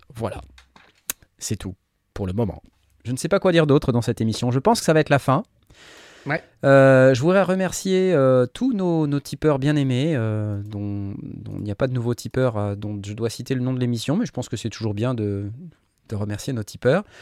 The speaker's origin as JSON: {"language": "French", "country": "France", "said": "on est Français nous aussi"}